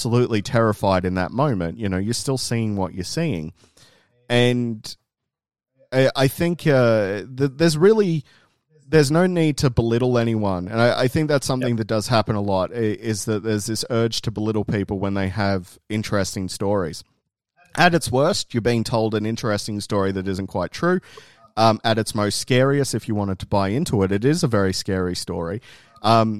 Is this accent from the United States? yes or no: no; Tumut, New South Wales, Australia; where I was growing up in Tumut